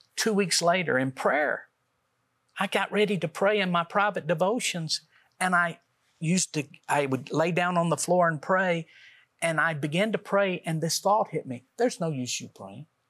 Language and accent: English; Middle Tennessee, United States; we're from Middle Tennessee